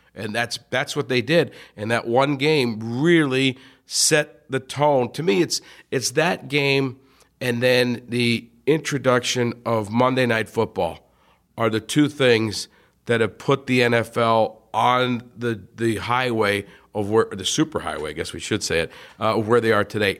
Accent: Wilkes-Barre, Pennsylvania, United States; moved away; growing up in Northeastern P

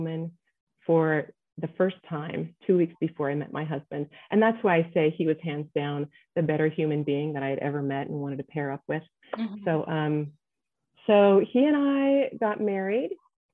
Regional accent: United States; also born or lived in Nebraska / Ohio; now in Colorado, United States; I was raised in Nebraska and Ohio

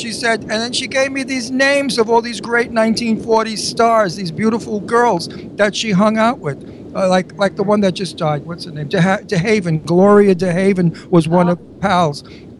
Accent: New York City, New York, United States; I grew up in Brooklyn

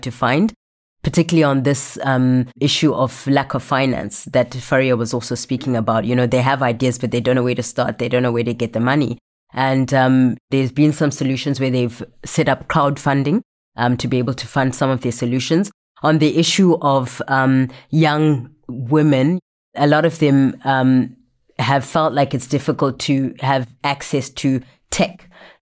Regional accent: Zimbabwe; moved away; I'm from Zimbabwe

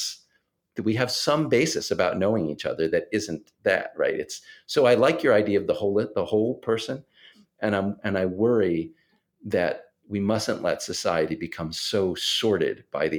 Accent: La Porte, Texas, United States; now in Maryland, United States; I grew up in La Porte, Texas, a town east of Houston, right? And it's a more conservative environment than the one I live in now in Maryland.

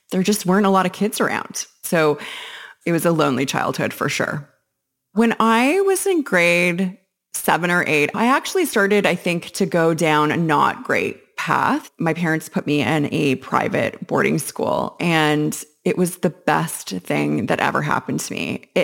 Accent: Winnipeg, Manitoba, Canada; born there; I was born in Winnipeg, Manitoba, and I grew up moving around quite a bit in my childhood and then more again as a teenager.

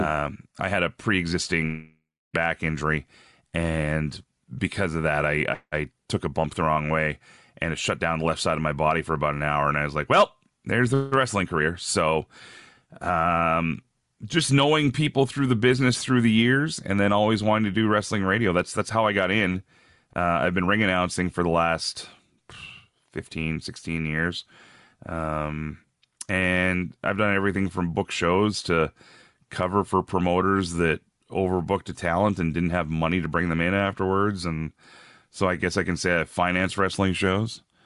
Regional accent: Red Deer, Alberta, Canada; moved away as an adult; also born or lived in Ontario / Edmonton; now in Regina, Canada; I was, I was born in Ontario, grew up mostly out west between, uh, different towns in Alberta. Uh, there's a city called Red Deer where I spent a lot of my life

